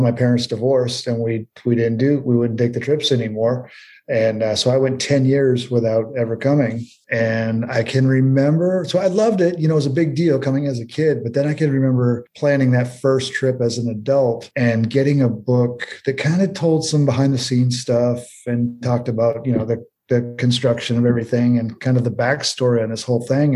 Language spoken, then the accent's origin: English; Portland, Maine, United States; moved away as an adult; now in Orlando, United States; I grew up in Maine